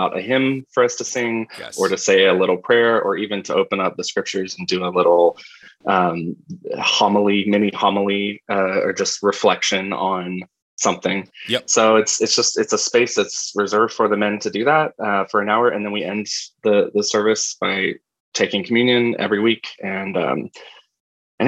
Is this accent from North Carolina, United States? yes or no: yes; Asheville, North Carolina, United States; moved away; I grew up in Asheville, North Carolina